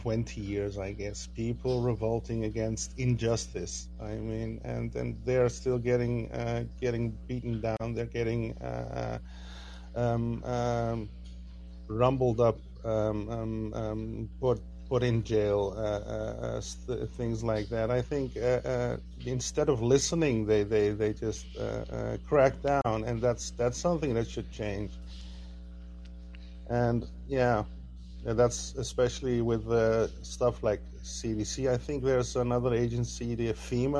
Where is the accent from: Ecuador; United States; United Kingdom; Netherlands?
Netherlands; I'm from the Netherlands